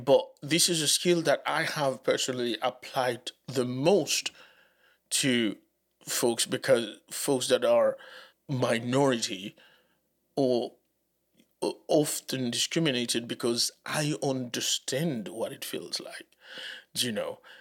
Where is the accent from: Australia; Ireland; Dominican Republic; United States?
Dominican Republic; English is a second language; moved away; also born or lived in Haiti; Growing up in the Dominican Republic, as, as a Haitian, I, uh, didn't have the accent that people expected me to have